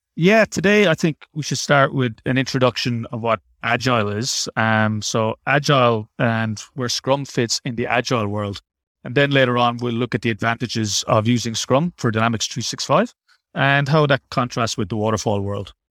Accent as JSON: {"language": "English", "country": "Ireland", "also_born_or_lived": "Dublin", "moved": "as an adult", "lives_now": "Sydney, Australia", "said": "I'm also Irish, just like Neil"}